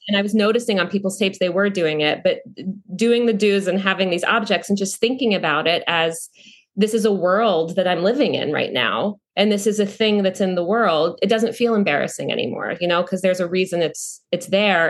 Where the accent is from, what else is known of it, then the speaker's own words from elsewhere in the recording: North Carolina, United States; moved away; also born or lived in New York; I came from North Carolina